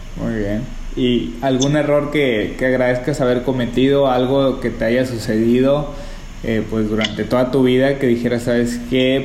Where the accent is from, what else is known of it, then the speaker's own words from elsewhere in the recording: Sonora and Sinaloa, Mexico; toda mi vida crecí entre Sonora y Sinaloa